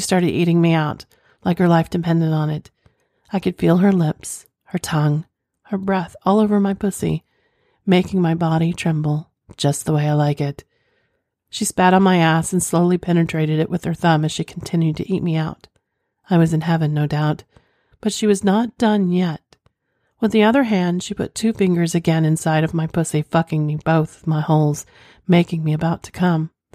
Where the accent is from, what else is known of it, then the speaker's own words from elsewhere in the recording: Oklahoma, United States; I'm from Oklahoma